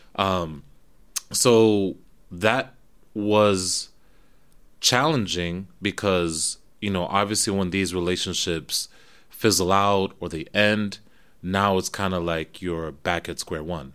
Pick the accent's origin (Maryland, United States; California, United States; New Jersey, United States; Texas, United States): New Jersey, United States; moved away as an adult; also born or lived in Florida / Kenya (ancestry); now in New York, United States; Grew up in Jersey, went down to college in Florida